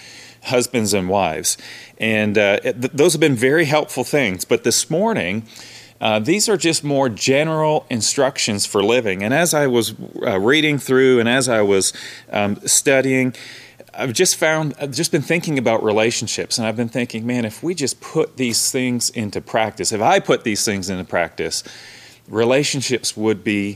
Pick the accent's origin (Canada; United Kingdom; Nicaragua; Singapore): Canada; moved away; I grew up in Canada, the North